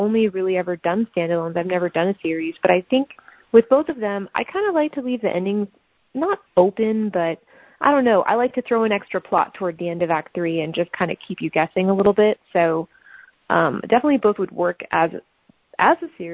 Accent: Los Angeles, California, United States; L.A., which is my hometown

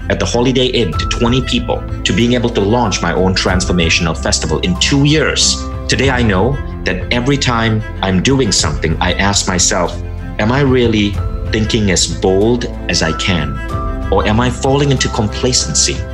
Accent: Malaysia; now in United States; cable television came in and that's when I shifted my orientation and even my accent. And I moved to the US and I became a little bit more American.

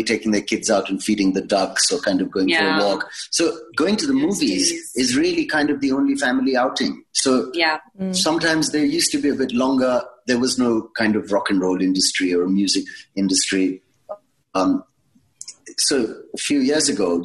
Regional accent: India; born or raised there; also born or lived in England

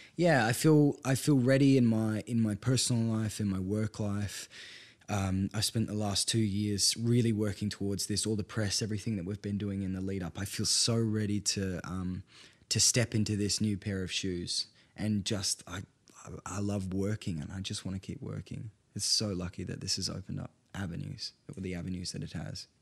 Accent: Perth, Western Australia, Australia; also born or lived in Northern Italian Alps; I'm from North Perth

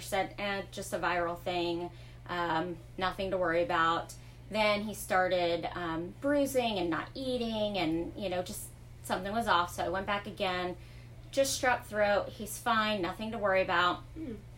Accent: Fort Myers, Florida, United States; moved away as an adult; now in DeLand, United States; I was born and raised in Fort Myers.

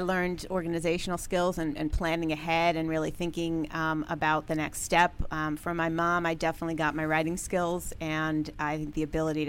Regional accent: Long Island, New York, United States; Long Island, New York.

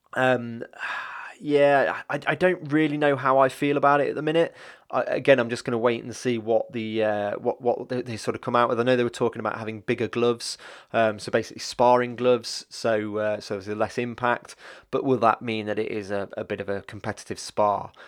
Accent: Leicester, East Midlands, United Kingdom; I'm from Leicester

